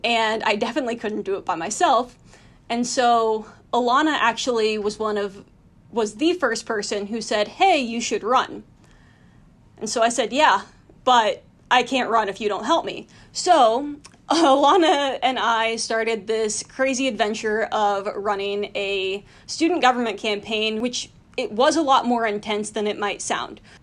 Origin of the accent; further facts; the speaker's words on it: Athens County, Ohio, United States; moved away as an adult; also born or lived in North Carolina; now in New York City, United States; I grew up in Athens County, Ohio